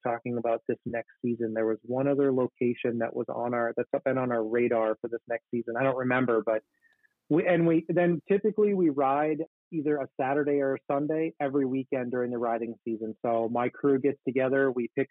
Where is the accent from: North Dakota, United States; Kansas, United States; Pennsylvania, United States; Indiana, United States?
North Dakota, United States; Grand Forks; my hometown here in Grand Forks